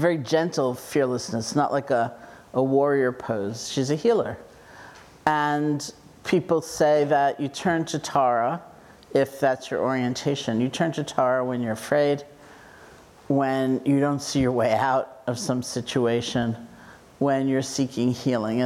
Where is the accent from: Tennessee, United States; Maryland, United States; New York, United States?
New York, United States; New York City; I grew up in New York City